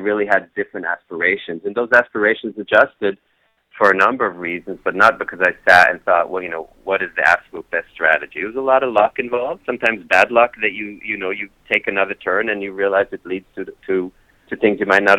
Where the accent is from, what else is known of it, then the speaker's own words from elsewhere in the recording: Kenya; moved away; also born or lived in Israel; So I was born in Israel, then my dad was a diplomat, grew up in Kenya, actually in the 60s, and ended up living all over the place